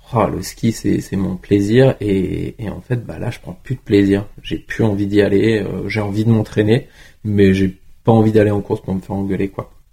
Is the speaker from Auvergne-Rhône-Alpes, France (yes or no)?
yes; Tignes, Auvergne-Rhône-Alpes, France; now in Bourg-Saint-Maurice, France; j'ai grandi à Tignes